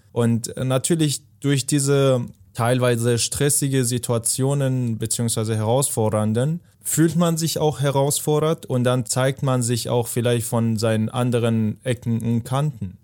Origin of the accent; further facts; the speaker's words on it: Afghanistan; moved away; ich komme aus Afghanistan